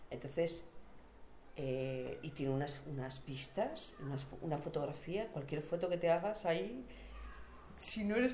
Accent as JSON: {"language": "Spanish", "town": "San Sebastián", "region": "Basque Country", "country": "Spain", "said": "Yo una vez, viniendo del norte, que, que soy de Donosti, de San Sebastián"}